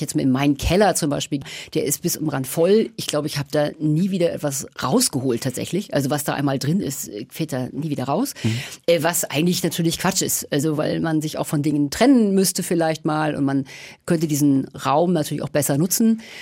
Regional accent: Kiel, Schleswig-Holstein, Germany; also born or lived in Berlin; now in Nuremberg, Germany; Ich bin in Kiel geboren

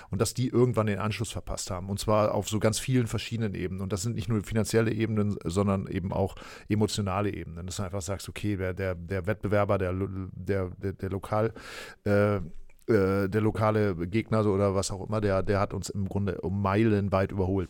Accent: East Frisia, Lower Saxony, Germany; ich bin Ostfriese. Das ist ja eine Region, äh, ja. Äh, die dann im weitesten Sinne zu Niedersachsen gehört

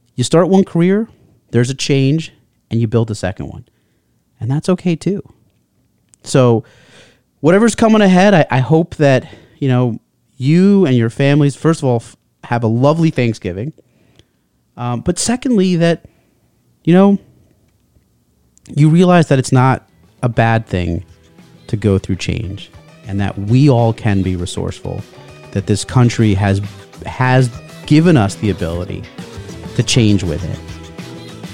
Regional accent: United States; being an American

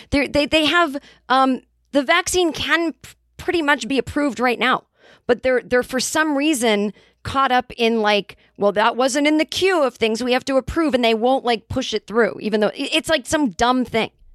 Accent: Boston, Massachusetts, United States; accent: Boston; we started talking in our Boston accents.

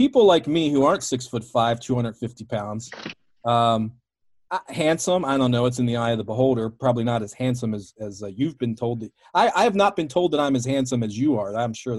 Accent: Baltimore, Maryland, United States; Baltimore, which of course is my hometown

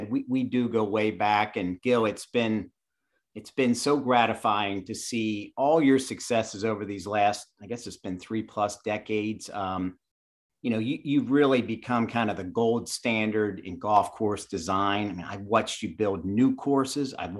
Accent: Chambersburg, Pennsylvania, United States; moved away; also born or lived in Statesboro, Georgia; I grew up in South Central Pennsylvania in Chambersburg.

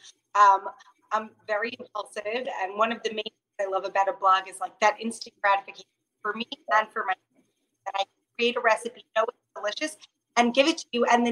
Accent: Long Island, New York, United States; moved away as an adult; now in Israel; I grew up in Long Island, New York

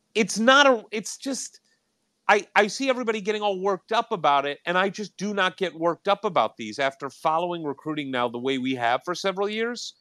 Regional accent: St. Louis, Missouri, United States; moved away; also born or lived in Indiana; I'm, well, originally from Saint Louis. Went to school at I U, my dad's from Gary

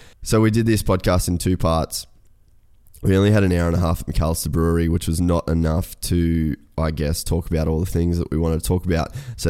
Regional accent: Cairns, Queensland, Australia; you're from Cairns, I'm obviously from Cairns

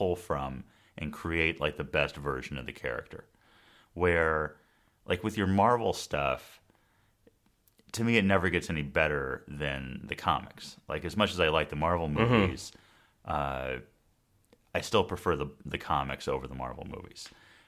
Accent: Southern California, United States; I grew up here in Southern California

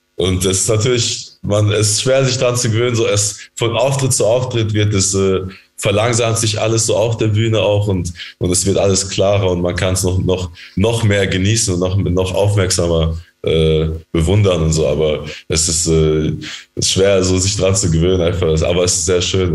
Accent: Germany; wir sind ja in Deutschland aufgewachsen

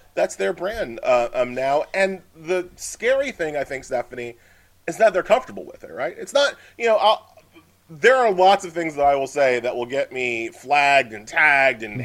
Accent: Long Island, New York, United States; I grew up on Long Island

